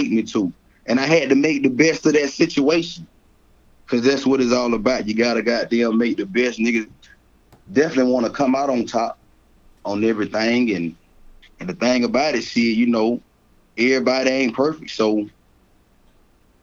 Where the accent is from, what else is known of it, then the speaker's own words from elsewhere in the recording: Columbia, South Carolina, United States; I am from Columbia, South Carolina, the northeast side of Columbia, South Carolina